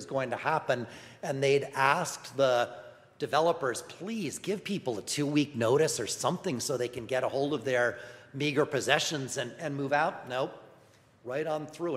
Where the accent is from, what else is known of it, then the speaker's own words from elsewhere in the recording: New York, United States; I'm from New York